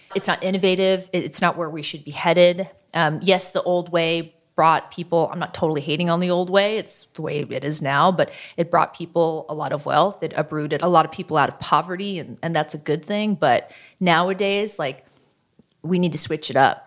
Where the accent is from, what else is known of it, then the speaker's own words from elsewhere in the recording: Oakland, California, United States; my hometown